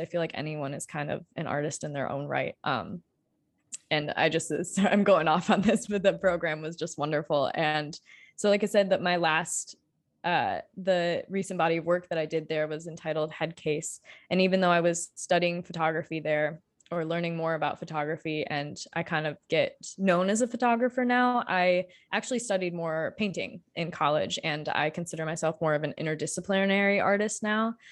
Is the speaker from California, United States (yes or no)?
no; Marshall, Michigan, United States; moved away as an adult; also born or lived in Colorado; now in Kalamazoo, United States; I am from small town Michigan originally, I grew up in Marshall